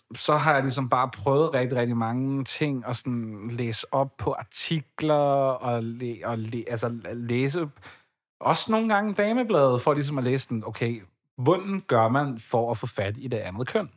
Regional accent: Ballerup, Capital Region of Denmark, Denmark; now in Copenhagen, Denmark; Jeg er vokset op i Ballerup, og har boet der i 19 år, indtil for ganske nyligt, hvor jeg så øh, flyttede til København

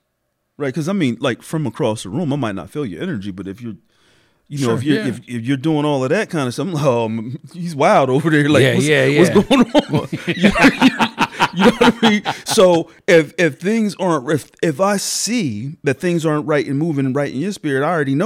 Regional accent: Harrisburg, Pennsylvania, United States; I am from Harrisburg. Harrisburg? Born and raised. Yep. Hall Manor, South Side.

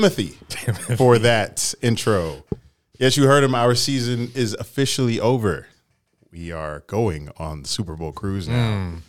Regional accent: Jamaica; We're headed to the Grand Cayman, Cozumel, my home country, Jamaica, man.

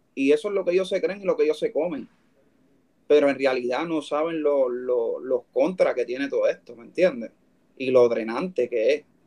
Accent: Puerto Rico; de ahí vengo yo y, con orgullo

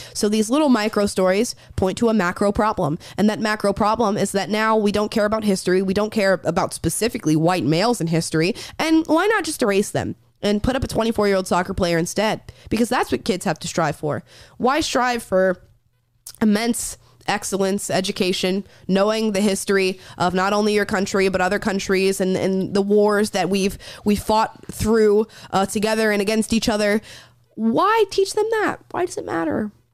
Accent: rural Florida, United States; growing up in Florida as a young kid, especially in rural Florida where I was from

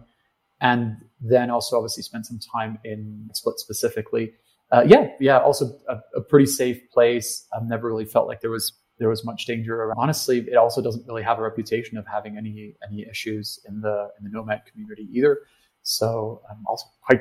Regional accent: Germany; moved away; I went back to Germany

